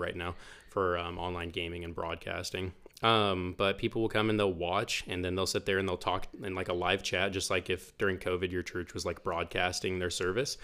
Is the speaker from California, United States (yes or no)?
no; Bartlesville, Oklahoma, United States; I'm from Bartlesville, was born here in Bartlesville, uh, twenty-five years ago over at the hospital